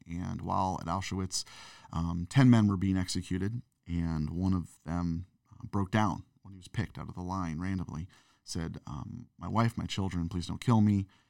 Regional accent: St. Louis, Missouri, United States; growing up in Saint Louis, Missouri

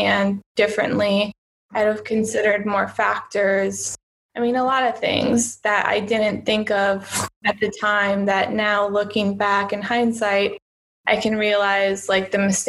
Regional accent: United States; moved away as an adult; now in Cyprus; I'm originally from the United States

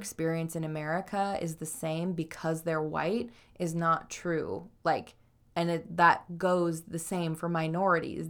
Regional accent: Idaho, United States; moved away; I was raised in Idaho

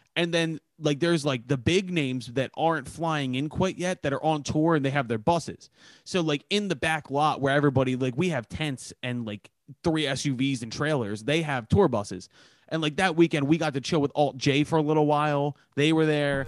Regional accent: Philadelphia, Pennsylvania, United States; I'm from Philadelphia

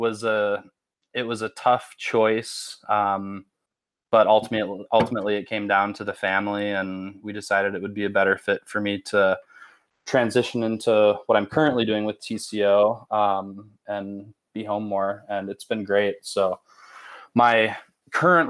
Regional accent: Spicer, Minnesota, United States; I grew up super small town Minnesota. I'm from Spicer.

